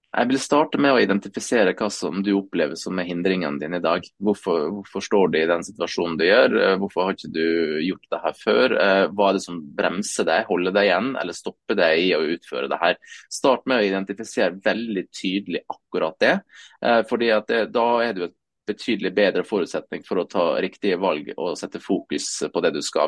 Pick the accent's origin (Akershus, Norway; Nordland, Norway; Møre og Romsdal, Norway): Møre og Romsdal, Norway; Sunnmøre; jeg er jo sunnmøring tross alt, så liksom vokste opp litt med den der entreprenørskapsbiten